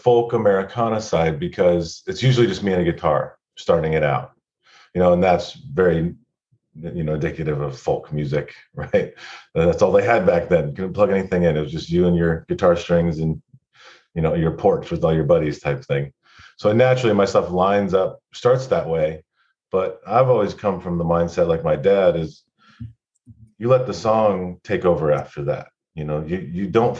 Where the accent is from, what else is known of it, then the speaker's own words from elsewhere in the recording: California, United States; also born or lived in Bay Area; I was from Lake Tahoe